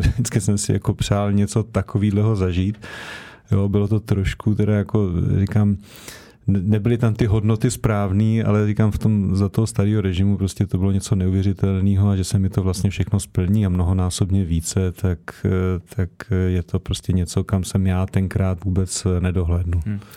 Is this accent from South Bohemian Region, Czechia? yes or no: no; Prague, Czechia; jsem se narodil eh, kilometr od Slávě, od 6 let jsem tam jako odchovanec chodil, hrál jsem tam v podstatě do 37 let